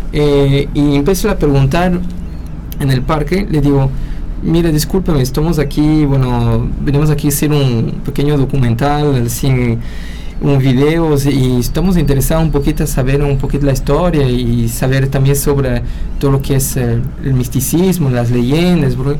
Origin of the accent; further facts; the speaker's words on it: Peru; soy peruano